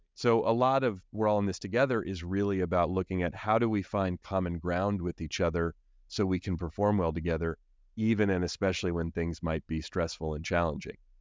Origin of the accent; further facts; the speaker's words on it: Oakland, California, United States; I grew up in Oakland, so here in the Bay Area